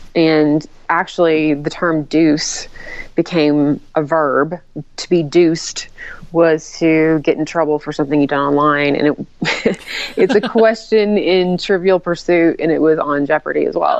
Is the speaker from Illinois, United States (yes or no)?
no; Tennessee, United States; now in Salt Lake City, United States; I'm from originally from Tennessee